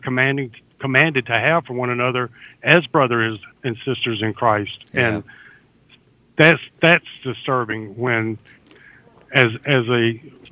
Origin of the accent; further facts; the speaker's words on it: the South, United States; I'm a Southerner